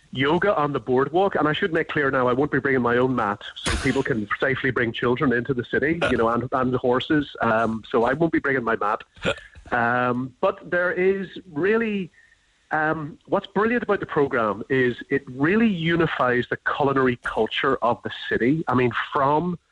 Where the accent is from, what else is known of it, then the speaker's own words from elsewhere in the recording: Belfast, Northern Ireland, United Kingdom; also born or lived in Dublin, Ireland; now in West Cork, Ireland; I was born in Belfast. I'm actually from Andersonstown.